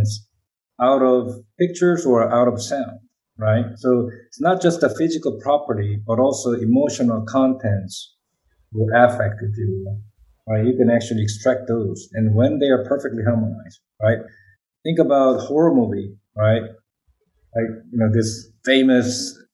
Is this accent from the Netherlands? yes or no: no; South Korea; accent: Korean; English is a second language; moved away; English is not my first language. I still maintain my Korean accent.